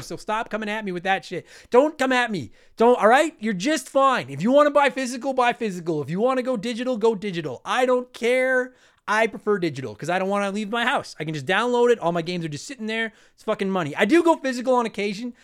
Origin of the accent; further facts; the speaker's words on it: Canada; I'm Canadian with the French on it